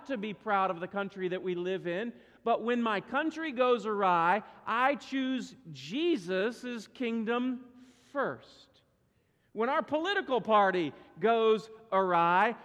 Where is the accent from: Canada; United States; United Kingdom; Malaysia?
United States; the United States of America. That's where my citizenship lies